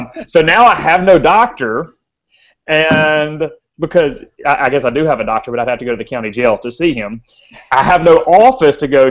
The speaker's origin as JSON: {"language": "English", "region": "the South", "country": "United States", "tie": "born or raised there", "said": "every kid growing up in the South"}